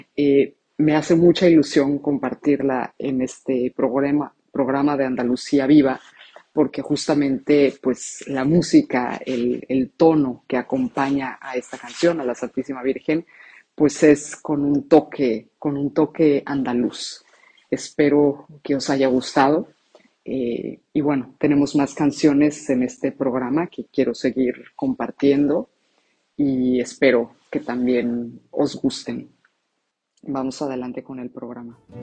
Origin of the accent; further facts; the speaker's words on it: Mexico; now in Rome, Italy; soy mexicana, actualmente resido en Roma